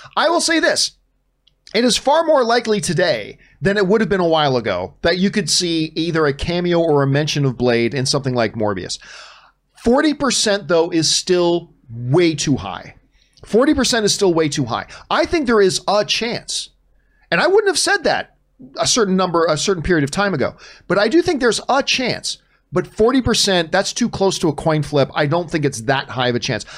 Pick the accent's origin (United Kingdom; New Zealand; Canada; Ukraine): Canada; I'm Canadian.